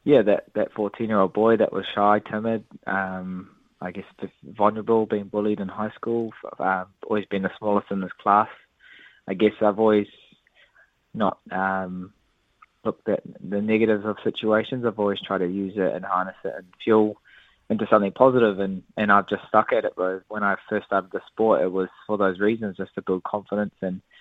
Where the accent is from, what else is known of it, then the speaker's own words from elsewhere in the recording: New Zealand; Yeah, it's something that I've had to kind of deal with, especially being Māori.